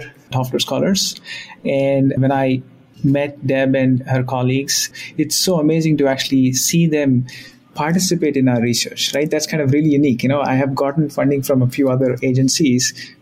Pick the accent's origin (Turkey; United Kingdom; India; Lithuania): India; now in Boston, United States; I was born in India, and the life in India was different when I was growing up